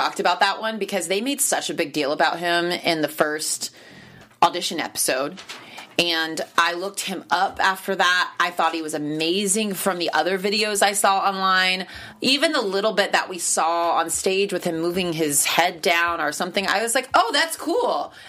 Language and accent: English; Myrtle Beach, South Carolina, United States; So shout out to Ansley Burns for being from South Carolina, because I'm from Myrtle Beach.